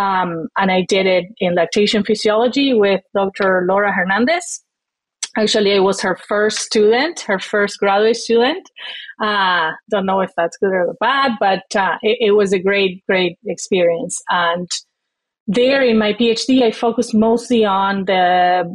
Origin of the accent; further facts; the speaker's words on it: Uruguay; moved away as an adult; also born or lived in Florida; now in Wisconsin, United States; I am originally from Uruguay, as you said. I was raised more as a city girl than a farm girl